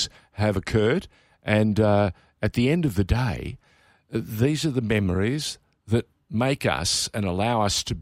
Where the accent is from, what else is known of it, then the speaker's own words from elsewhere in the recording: Australia; I was born in Australia